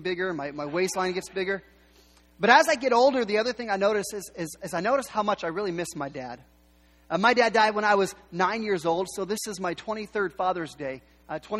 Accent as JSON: {"language": "English", "town": "Yakima", "region": "Washington", "country": "United States", "tie": "born or raised there", "also_born_or_lived": "Seattle", "said": "our family, we was born in Seattle, the reason we moved to Yakima is my dad was given the opportunity to run a cafeteria"}